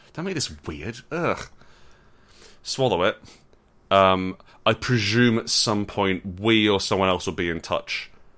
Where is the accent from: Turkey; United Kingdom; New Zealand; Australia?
United Kingdom; Scotland; I'm wearing a kilt because I'm from Scotland.